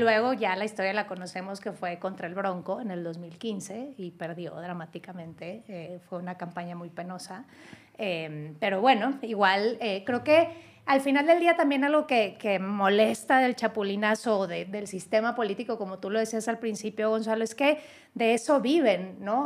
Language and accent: Spanish; Nuevo León, Mexico; en Nuevo León, mi tierra, en la Sultana del Norte